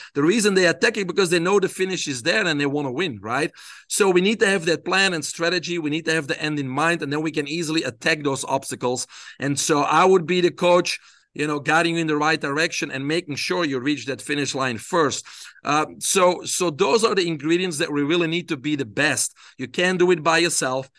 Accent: Belgium; I grew up in Belgium

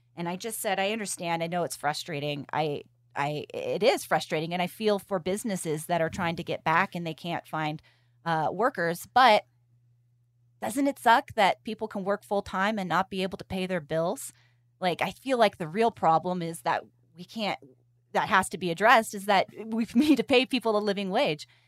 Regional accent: California, United States; I'm from California

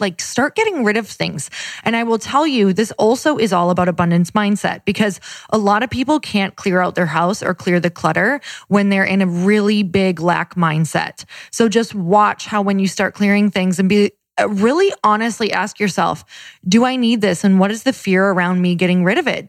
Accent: Midwest, United States; I'm from the Midwest

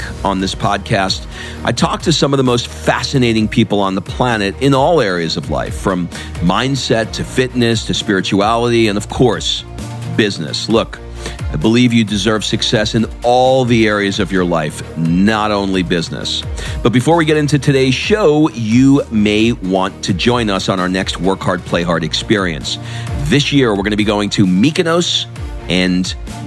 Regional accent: New York, United States; I'm an East Coast New York guy

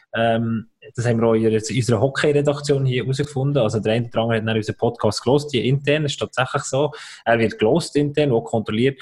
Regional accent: village neighbouring Wichtrach, Bern, Switzerland; Das ist das Nachbarsdorf, wo ich aufgewachsen bin

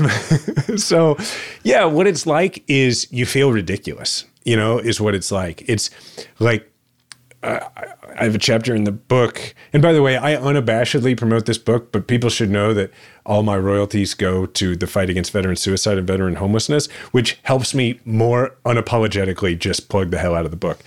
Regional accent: Kansas City, Missouri, United States; my hometown that I love

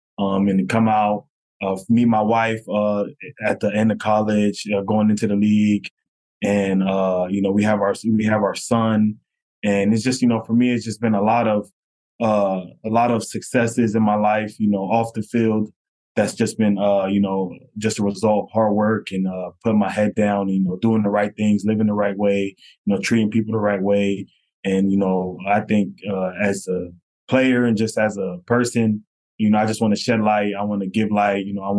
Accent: North Miami, Florida, United States; So I'm originally from North Miami, Florida, born and raised there. I grew up with a single mom.

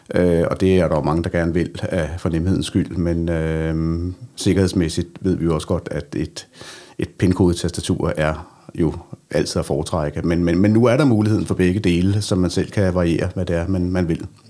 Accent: Denmark; vores øh, område hjemme i Danmark

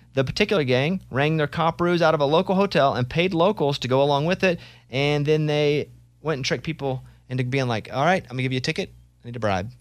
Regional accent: Arkansas, United States; I'm from Arkansas

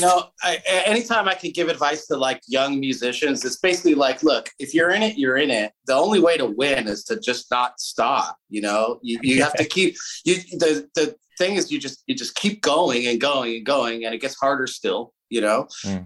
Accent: Southern California, United States; We we grew up in Southern California

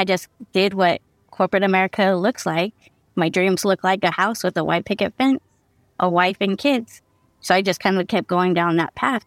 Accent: San Diego, California, United States; moved away as an adult; also born or lived in Central Valley, California; now in Modesto, United States; I used to call San Diego my hometown

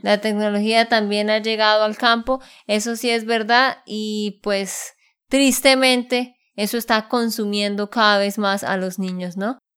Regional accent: Bucaramanga, Santander, Colombia; de Santander, Colombia

